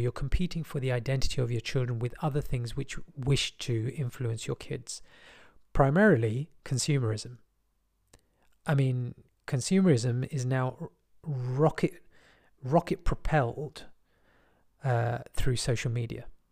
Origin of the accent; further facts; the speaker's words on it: London, United Kingdom; I was from West London